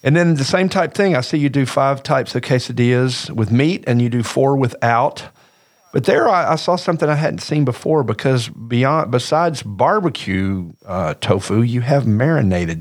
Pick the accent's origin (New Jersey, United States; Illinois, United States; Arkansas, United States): Arkansas, United States; I'm from Arkansas